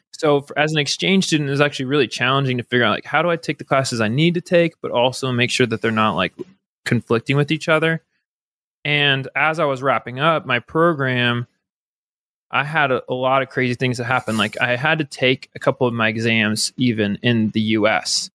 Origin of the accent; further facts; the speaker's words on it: Napa, California, United States; moved away as an adult; also born or lived in Flagstaff, Arizona / Netherlands / South Korea; I grew up in California in, in a place called Napa